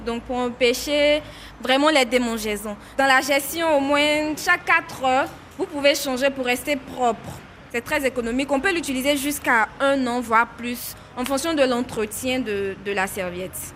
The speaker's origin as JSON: {"language": "French", "town": "Divo", "region": "Lôh-Djiboua", "country": "Côte d’Ivoire", "tie": "born or raised there", "also_born_or_lived": "Abidjan", "said": "J'ai grandi à Adivo, à l'ouest de, de la Côte d'Ivoire"}